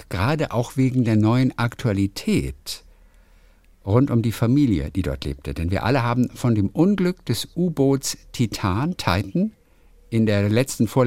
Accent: Otterberg, Rhineland-Palatinate, Germany; ihre Ururgroßeltern kommen aus meiner Heimatstadt Otterberg in der Pfalz.

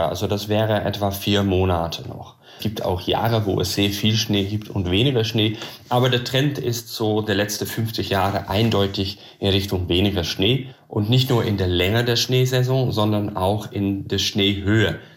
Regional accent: Netherlands; German is a second language; moved away as an adult; now in Germany; Ursprünglich komme ich aus den Niederlanden, bin aber aus beruflichen Gründen dann nach Deutschland gezogen.

